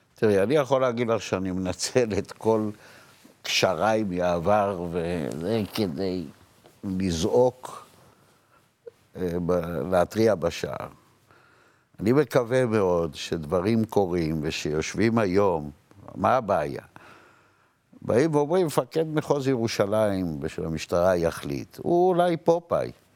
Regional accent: Jerusalem, Jerusalem District, Israel; אני גדלתי ברחביה, אני מהשכונה של השופטים.

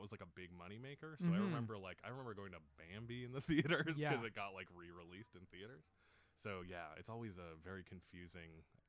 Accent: Edmonton, Alberta, Canada; I grew up in Edmonton, and we have like, they did a very good job of preserving their historic theaters there.

